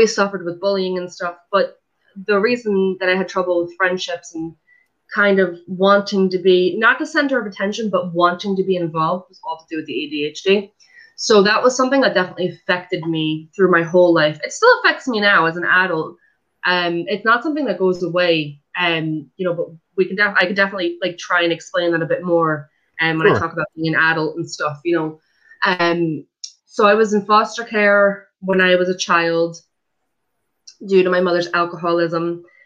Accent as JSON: {"language": "English", "town": "Fair Lawn", "region": "New Jersey", "country": "United States", "tie": "born or raised there", "said": "I'm originally from New Jersey. Was born and raised in a town called Fairlawn"}